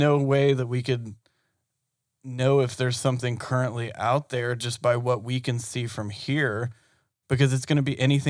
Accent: Georgia, United States; we were raised in Georgia.

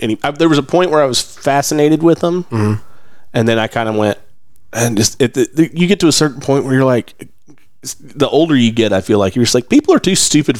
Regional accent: the South, United States; I grew up in the South. I'm from around here.

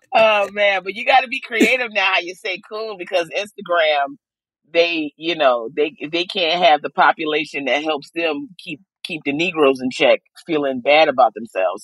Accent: Aberdeen, Maryland, United States; I grew up, I, I grew up in uh, Aberdeen, Maryland

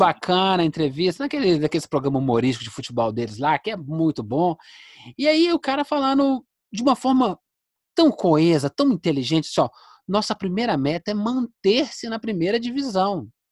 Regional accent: Contagem, Minas Gerais, Brazil; a cidade onde eu fui criado. É, nós somos contagem das abóbora

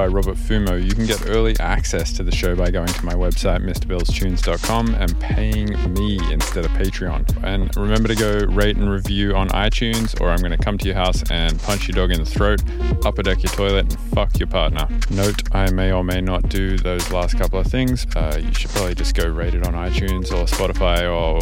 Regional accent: Australia; moved away as an adult; also born or lived in Denver, United States / San Francisco, United States / Charlottesville, United States; now in Atlanta, United States; I grew up in Australia

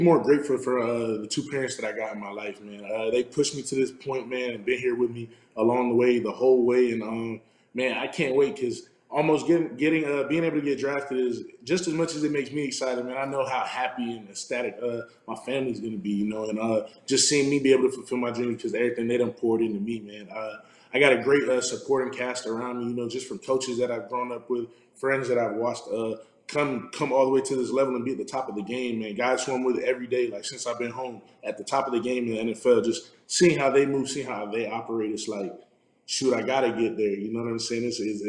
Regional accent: Florida, United States; I'm from South Florida, so that's always been where I wanted to go.

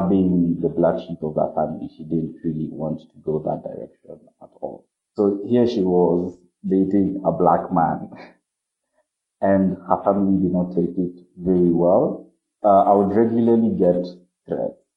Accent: Kenya; I'm from Kenya

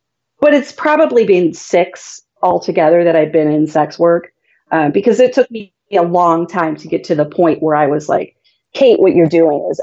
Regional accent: small town near Cleveland, Northeastern Ohio, United States; moved away as an adult; now in Las Vegas, United States; I'm originally from Northeastern Ohio. I typically say that I'm from Cleveland. However, I'm from like a very small town, within an hour's distance of Cleveland. So it's really small, like 4,000 people. That's kind of where I grew up.

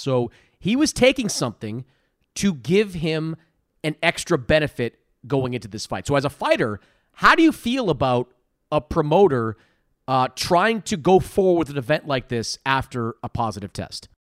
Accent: Boston, Massachusetts, United States; I grew up in Boston

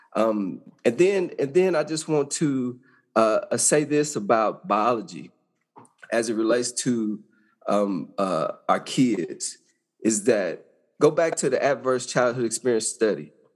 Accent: Arkansas, United States; I grew up in Arkansas, small town.

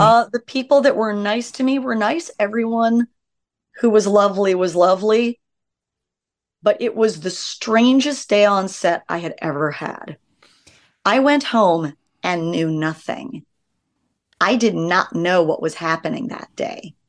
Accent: Los Angeles, California, United States; I was raised by hippies in Laurel Canyon.

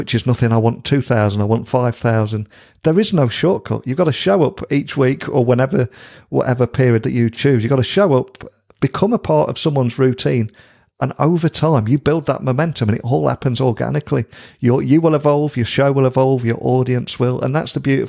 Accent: United Kingdom; as a Brit

